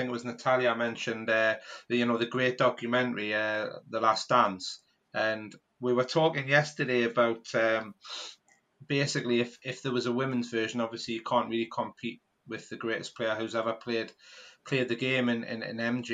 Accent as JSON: {"language": "English", "country": "United Kingdom", "said": "from being a British person"}